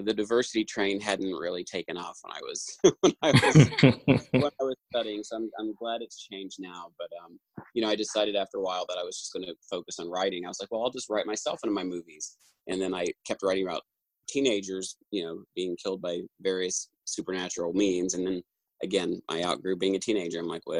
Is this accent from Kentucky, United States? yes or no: yes; Jackson, Kentucky, United States; I grew up in Eastern Kentucky